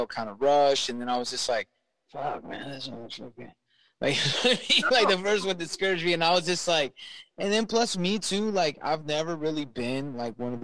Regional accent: Southern California, United States; moved away; I'm from Southern California

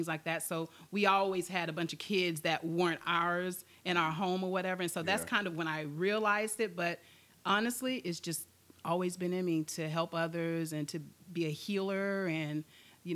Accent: Wauchula, Florida, United States; also born or lived in Virginia; now in Lakeland, United States; I am originally from Hardy County, Florida, Wauchula. Country girl, Wauchula. Born and raised, and I'm currently residing in Lakeland.

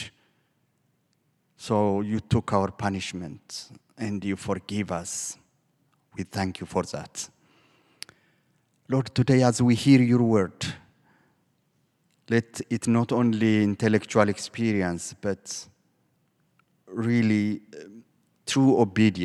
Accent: Ethiopia; moved away; I am originally from Ethiopia

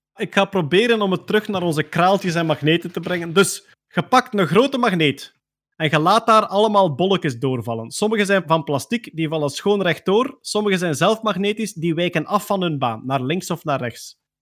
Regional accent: Limburg, Belgium; accent: Limburgs; mijn Limburgs accent

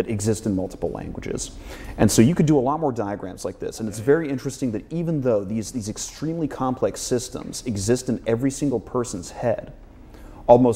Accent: United States; I'm American too

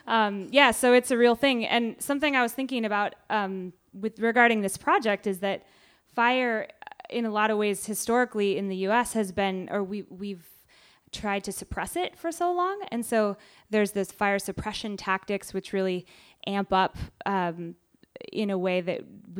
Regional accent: Chino Hills, California, United States; I'm from Southern California, where fire is like a part of life. And I had to evacuate as a kid a number of times because we lived in a valley where there was lots of fire.

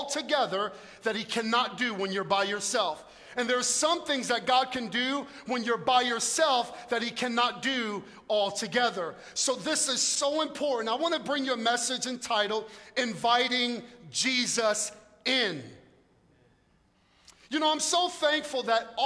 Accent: New York City, New York, United States; also born or lived in North Jersey; now in South Jersey, United States; I'm from Brooklyn

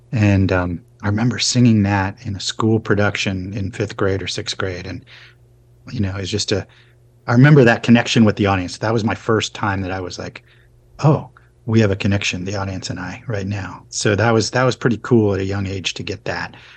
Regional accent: Arlington, Virginia, United States; moved away; also born or lived in California / Boston; I basically grew up on the East Coast, um, in in Arlington, Virginia, basically DC

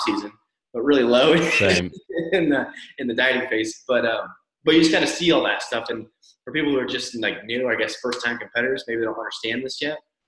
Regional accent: Northwest United States, Pacific Northwest, United States; I'm from the Northwest in the United States.

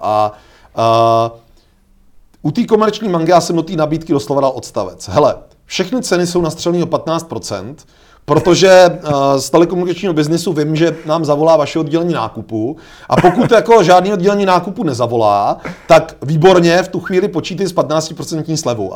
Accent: Czechia; my jsme mimochodně v tomhle jako Češi unikátní

